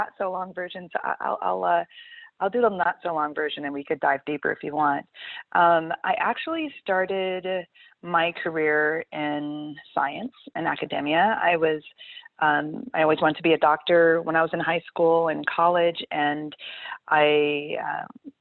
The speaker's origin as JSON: {"language": "English", "region": "Connecticut", "country": "United States", "tie": "born or raised there", "also_born_or_lived": "Jamaica / New York", "moved": "as an adult"}